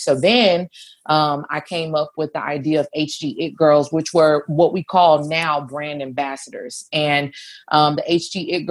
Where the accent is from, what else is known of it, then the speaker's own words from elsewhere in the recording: Houston, Texas, United States; born and raised in Houston, Texas